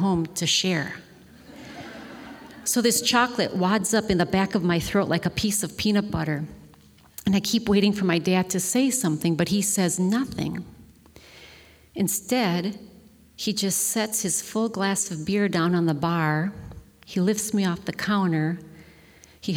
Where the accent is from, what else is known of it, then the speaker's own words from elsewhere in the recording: Milwaukee, Wisconsin, United States; I'm from Milwaukee, Wisconsin. You take your kids to taverns, and in the 60s, there's a tavern on every corner